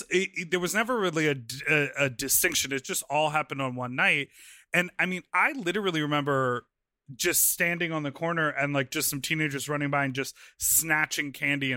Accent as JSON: {"language": "English", "town": "Evanston", "region": "Illinois", "country": "United States", "tie": "born or raised there"}